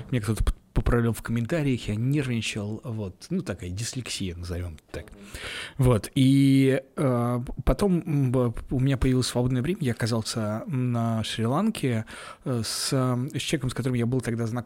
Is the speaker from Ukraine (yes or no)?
no; Ulyanovsk, Ulyanovsk Oblast, Russia; Мне тоже было странновато, потому что я приехал из Ульяновска, а там, ну, то есть там...